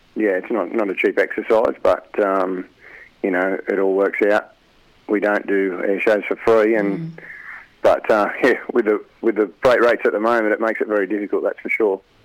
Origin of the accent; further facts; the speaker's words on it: Albany, Western Australia, Australia; now in Rutherford, Australia; I grew up in Albany, Tara, and then I moved down here.